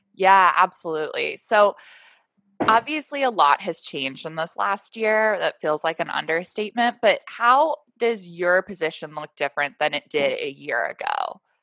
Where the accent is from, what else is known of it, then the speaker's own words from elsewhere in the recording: Portland, Oregon, United States; we're both from Portland